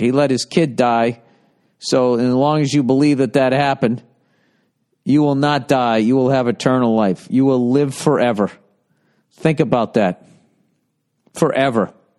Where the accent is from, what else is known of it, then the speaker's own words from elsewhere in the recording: outside of Boston, Massachusetts, United States; I grew up outside of Boston.